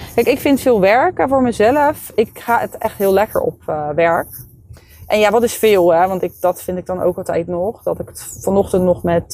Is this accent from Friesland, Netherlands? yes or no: no; Leiden, South Holland, Netherlands; ik woon daar al mijn hele leven en ik ken daar iedereen